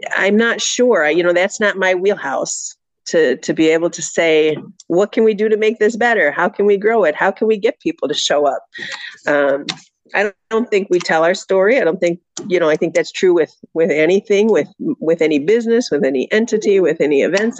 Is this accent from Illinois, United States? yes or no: yes; Elgin, Illinois, United States; I was born and raised here in Elgin. I grew up here, went to U46 schools